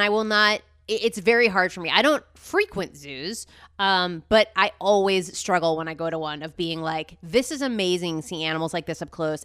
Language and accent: English; New Jersey, United States; growing up in New Jersey